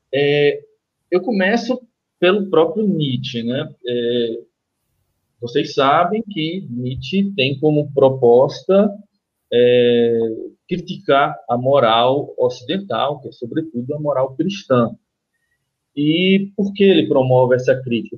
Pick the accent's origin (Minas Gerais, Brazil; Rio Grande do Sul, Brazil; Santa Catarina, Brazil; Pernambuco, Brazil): Pernambuco, Brazil; Recife; eu sou do, do Recife, pernambucano do Recife